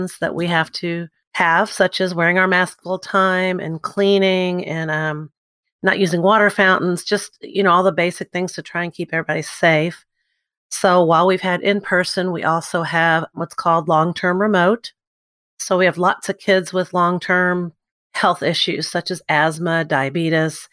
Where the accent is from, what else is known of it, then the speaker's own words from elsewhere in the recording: New Albany, Indiana, United States; moved away as an adult; now in Evansville, United States; I live in Evansville, Indiana. I'm actually from New Albany, Indiana. So I got here by way of University of Evansville